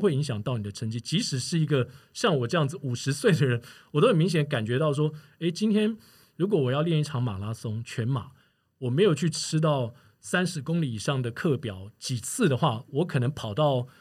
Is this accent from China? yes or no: no; Taiwan; also born or lived in Singapore; 从我到新加坡去开始了我的转播生涯，就是应该说运动转播生涯，在二零零二年的时候，一直到我现在回到台湾这么多年来